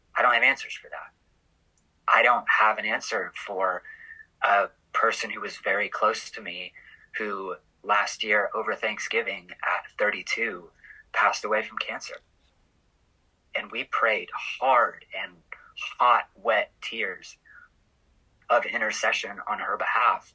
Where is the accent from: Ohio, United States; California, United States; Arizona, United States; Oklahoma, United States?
Oklahoma, United States; moved away as an adult; also born or lived in Oregon; I am from Oklahoma, born and raised